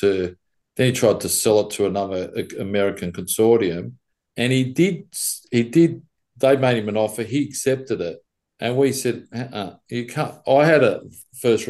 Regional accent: Sydney, New South Wales, Australia; being an Aussie

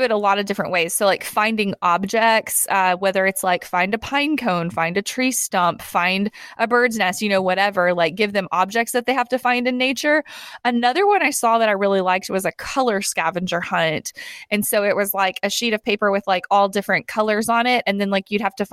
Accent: Tennessee, United States; I'm from Tennessee.

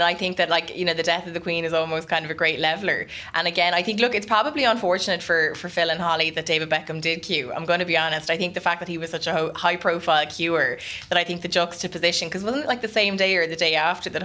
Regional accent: Ireland; as Irish reporters

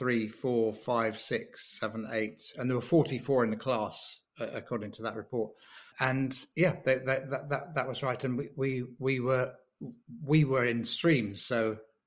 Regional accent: Liverpool, North West England, United Kingdom; also born or lived in Ormskirk, Lancashire; I was born in Liverpool and lived just outside Liverpool and went to school in Ormskirk.

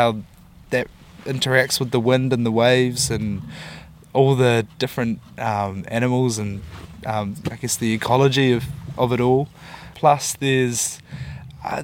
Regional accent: Wellington, New Zealand; moved away as an adult; also born or lived in Dunedin; now in Auckland, New Zealand; I grew up in Wellington. Grew up down in the capital.

